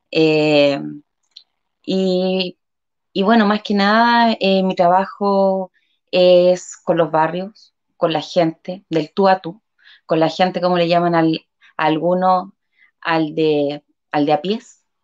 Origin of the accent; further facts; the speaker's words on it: Concepción, Biobío, Chile; also born or lived in Talcahuano; soy nacida acá en Concepción, viví muchos años en Talcahuano.